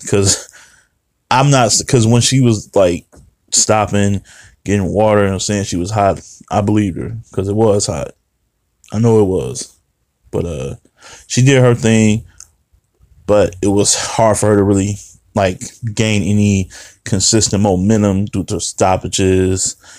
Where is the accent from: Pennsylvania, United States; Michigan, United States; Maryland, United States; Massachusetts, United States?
Michigan, United States; Detroit; I'm from Detroit.